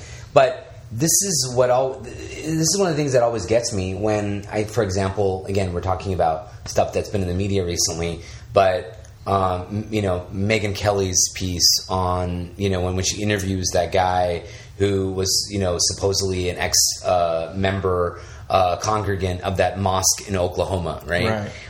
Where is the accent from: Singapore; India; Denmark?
India; I mean, as an Indian, how many people identify with Apu